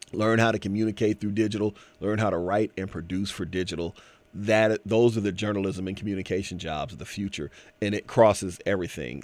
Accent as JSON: {"language": "English", "town": "Canton", "region": "Ohio", "country": "United States", "said": "I'm from Canton, Ohio"}